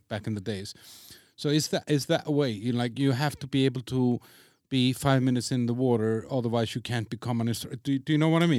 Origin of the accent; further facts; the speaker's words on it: Iceland; I'm from Iceland, so I'm used to rain, I'm used to snow